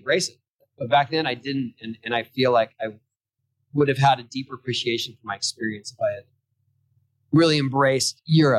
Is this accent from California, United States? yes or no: yes; San Diego, California, United States; For me, when I was young, I was this kid from San Diego. I never traveled anywhere.